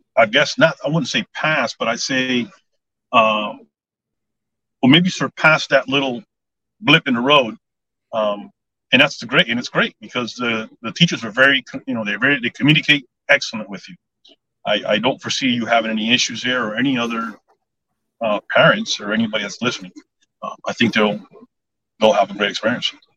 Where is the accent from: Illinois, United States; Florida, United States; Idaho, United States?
Florida, United States; Southwest Dade County; also born or lived in Cooper City, Florida; I was born and raised in Southwest uh, Dade County, uh, so I'm a native Floridian